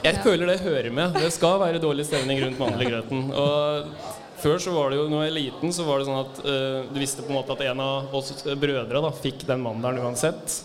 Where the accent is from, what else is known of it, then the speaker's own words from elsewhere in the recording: Rena, Innlandet, Norway; moved away; kommer fra lita bygd på Østlandet. Ja. Rena.